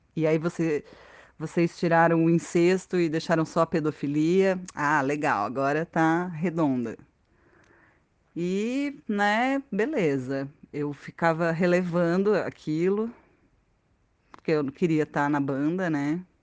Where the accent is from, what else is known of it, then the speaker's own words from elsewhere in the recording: Campinas, São Paulo, Brazil; also born or lived in Porto Alegre / Curitiba; now in Brasília, Brazil; voltei para casa dos meus pais lá em Campinas